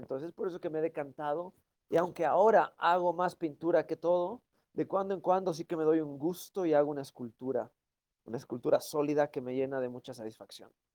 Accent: Bolivia; moved away as an adult; now in Europe; yo soy originalmente de Bolivia, de los Andes

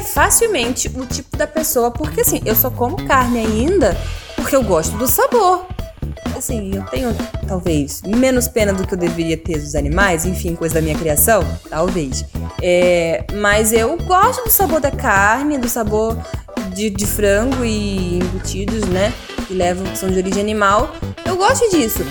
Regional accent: Rio de Janeiro, Brazil; nós enquanto brasileiros, né, cariocas

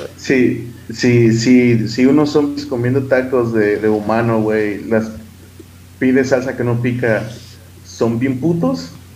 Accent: Mexico; Como mexicanos

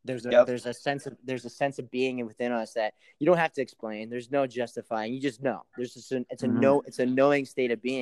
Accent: Great Falls, Montana, United States; also born or lived in Kauai; my hometown, Great Falls, Montana

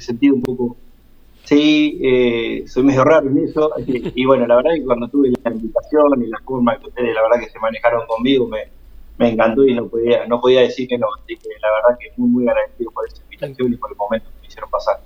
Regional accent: Agustín Roca, Buenos Aires Province, Argentina; also born or lived in Junín; Agustín Roca, que es mi pueblo, donde es mi mamá

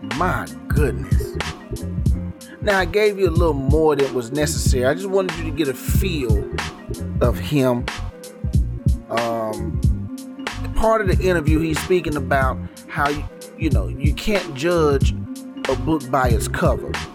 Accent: Garland, Texas, United States; I'm from Dallas, Texas. Um, that's the major city, DF Dub. Little suburb called Garland. East Garland to be exact

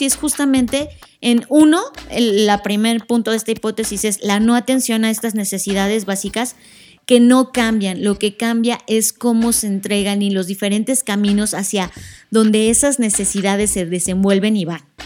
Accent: Mexico; nosotros como mexicanos

